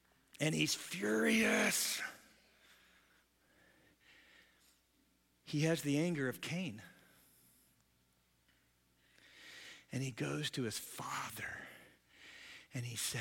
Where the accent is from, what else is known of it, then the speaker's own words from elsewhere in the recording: United States; I grew up in America